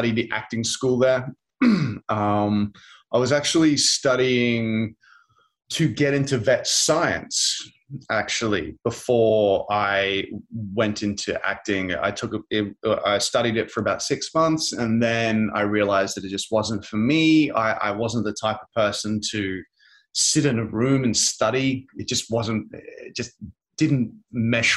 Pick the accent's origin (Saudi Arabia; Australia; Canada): Australia; Brisbane, Queensland; I was born in Brisbane in Australia.